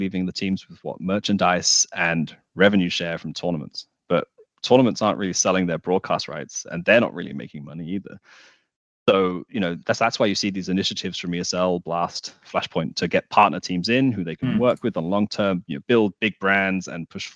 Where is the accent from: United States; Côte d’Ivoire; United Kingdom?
United Kingdom; I'm British